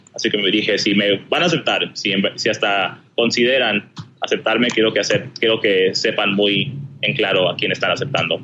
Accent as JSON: {"language": "Spanish", "region": "Southern California", "country": "United States", "tie": "born or raised there", "also_born_or_lived": "Chiclayo, Peru", "said": "nací en Perú y vine aquí a los Estados Unidos, al sur de California, cuando tenía seis años"}